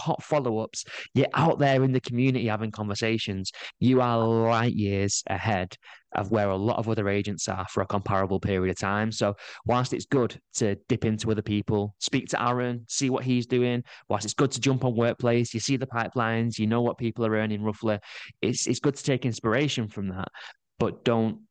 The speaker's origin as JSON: {"language": "English", "town": "Manchester", "region": "North West England", "country": "United Kingdom", "moved": "as an adult", "lives_now": "Blackpool, United Kingdom", "said": "So I'm from Manchester. I moved nearer to Blackpool."}